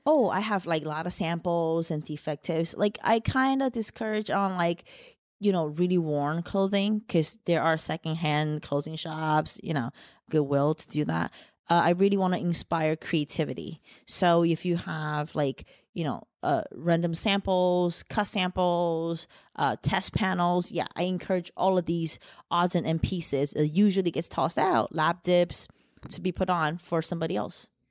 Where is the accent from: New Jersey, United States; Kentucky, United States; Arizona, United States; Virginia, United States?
New Jersey, United States; accent: mixed; also born or lived in Shanghai, China; I was born in Shanghai, China, raised in Jersey. So, got a bit of a mixed accent here